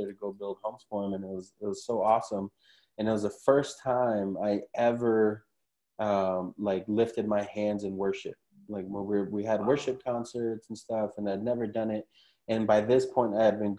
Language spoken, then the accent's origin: English; Huntington Park, California, United States; now in Orange County, United States; I grew up in Huntington Park, which is right next to Compton